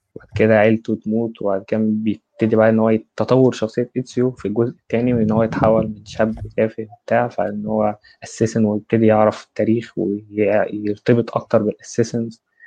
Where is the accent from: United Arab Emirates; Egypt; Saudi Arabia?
Egypt; انا مصري